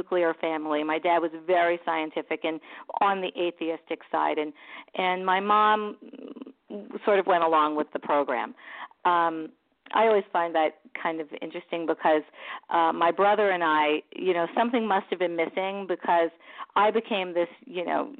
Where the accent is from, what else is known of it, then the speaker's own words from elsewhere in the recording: New York City, New York, United States; also born or lived in Long Island; I grew up in Brooklyn, and my dad would used to build our furniture